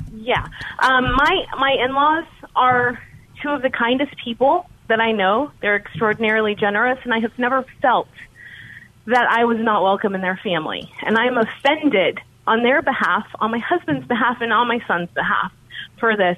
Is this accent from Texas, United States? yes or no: yes; Texas, United States; I'm from Texas